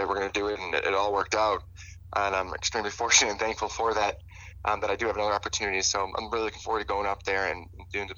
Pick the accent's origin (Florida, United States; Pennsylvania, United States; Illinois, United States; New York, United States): Illinois, United States; moved away; also born or lived in Nebraska; growing up in Illinois